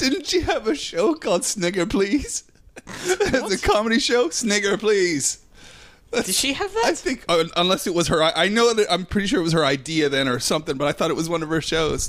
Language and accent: English; Nova Scotia, Canada; also born or lived in United Kingdom; now in Los Angeles, United States; I'm from Nova Scotia, so I'm I'm from the East Coast as well.